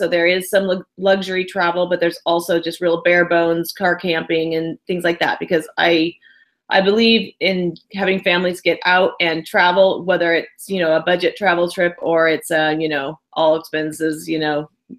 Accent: Northern California, United States; growing up in Northern California

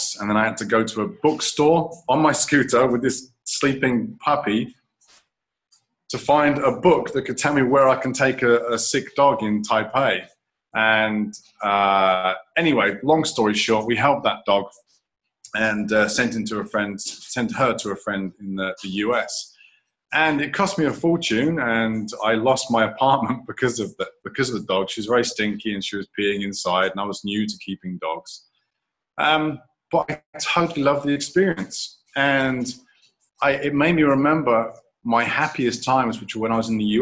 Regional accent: England, United Kingdom; moved away as an adult; now in Taiwan; I'm an Englishman and I've been here 19 years now

